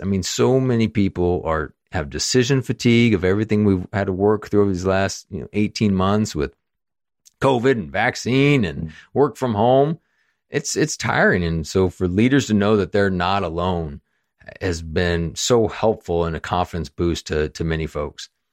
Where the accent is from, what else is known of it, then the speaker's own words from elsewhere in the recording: Kansas City, Missouri, United States; moved away; I grew up in Kansas City, so my parents live there, my brother